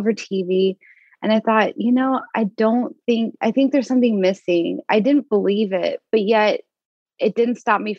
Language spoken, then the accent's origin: English; Las Vegas, Nevada, United States; now in Portland, United States; I'm from Las Vegas, Nevada